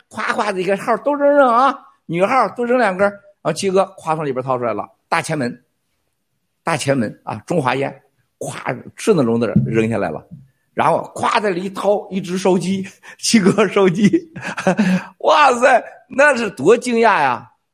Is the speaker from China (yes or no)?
yes; China; 我们都在中国出生、中国长大的